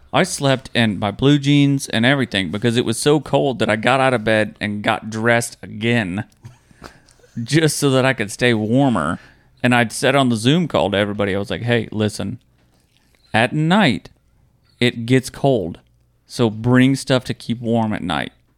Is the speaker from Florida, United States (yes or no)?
yes; Florida, United States; you're from Florida, um, growing up in Florida